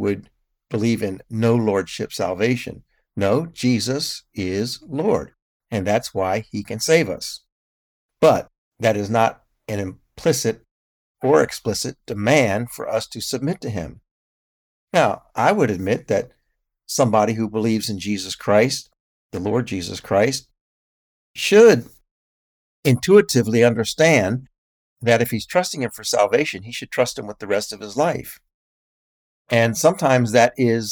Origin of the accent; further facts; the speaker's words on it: United States; as an American